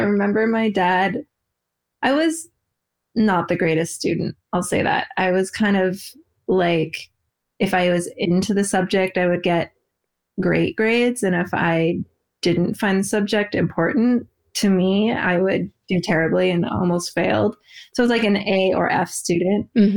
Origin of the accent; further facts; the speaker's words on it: outside Portland, Oregon, United States; I grew up more of an Oregon girl